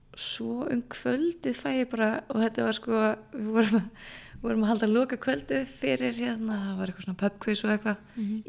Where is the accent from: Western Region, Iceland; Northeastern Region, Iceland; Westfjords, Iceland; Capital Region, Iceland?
Western Region, Iceland; Borgarnes; moved away as an adult; also born or lived in Reykjavík; ég flytt aftur upp í Borgarnærs, þaðan sem ég er frá